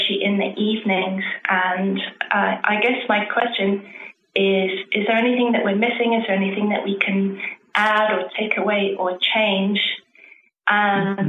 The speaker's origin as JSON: {"language": "English", "region": "London", "country": "United Kingdom", "moved": "yes", "lives_now": "Mexico", "said": "I'm currently located in Mexico, but I'm from England, from London, England"}